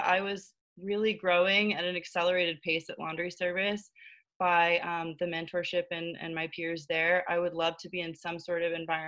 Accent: Florida, United States; moved away as an adult; now in New York City, United States; I am originally from Florida, but I moved to New York City about 4.5 years ago

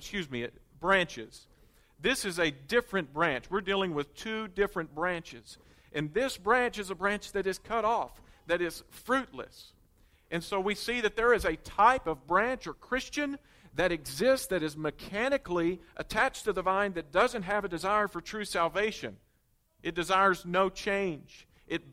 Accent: Conway, Arkansas, United States; growing up in Conway

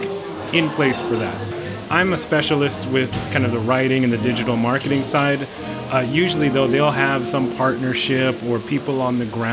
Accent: United States; moved away; I'm from America

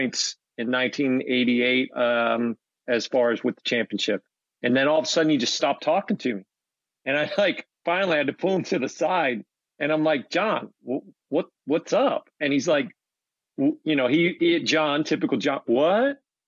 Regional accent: Maryland, United States; I'm from Maryland, but I came out of the Southern region

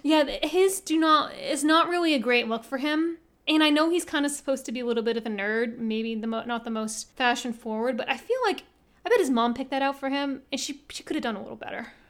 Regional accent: United States; we're American

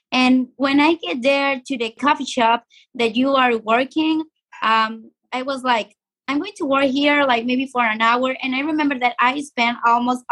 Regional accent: Sonora, Mexico; now in Tijuana, Mexico; I'm from Mexico. I was born in Sonora, but now I'm living here in Baja California.

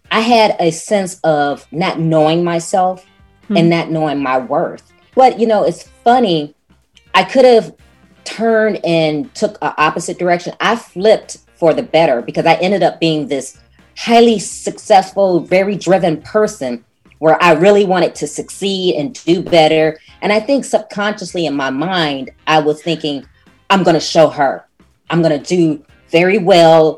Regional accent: Chicago, Illinois, United States; moved away as an adult; now in Houston, United States; I'm originally from Chicago. Mm. I was born and raised there. I was there until I graduated from high school.

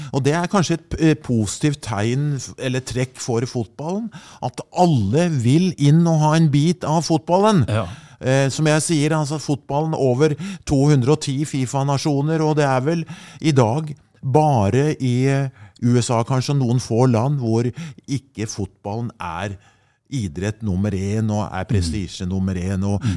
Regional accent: Skedsmo, Akershus, Norway; det begynte hjemme i Skedsmo

